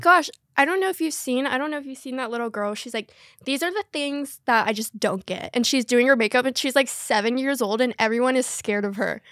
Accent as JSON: {"language": "English", "region": "North Carolina", "country": "United States", "tie": "born or raised there", "said": "I was raised in North Carolina"}